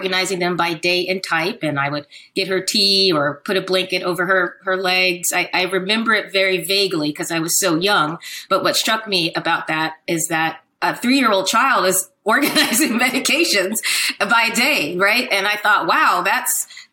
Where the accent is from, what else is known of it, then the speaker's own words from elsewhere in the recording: Silver Spring, Maryland, United States; also born or lived in Washington, District of Columbia, United States; I was born in Washington, DC. I grew up in Silver Spring, which is a suburb of the DC area. So I'm a Washingtonian